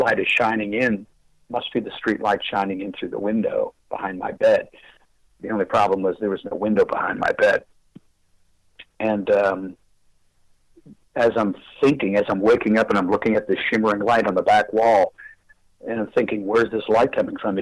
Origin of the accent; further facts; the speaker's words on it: Fox River Valley, Wisconsin, United States; now in Murfreesboro, United States; I was born and raised in Wisconsin and the Fox River Valley area